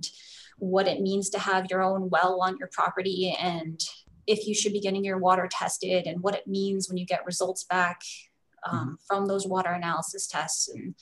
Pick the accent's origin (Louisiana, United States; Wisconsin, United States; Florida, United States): Wisconsin, United States; Buffalo County; moved away as an adult; also born or lived in Bloomington, Indiana / British Columbia, Canada; I grew up in Buffalo County, Wisconsin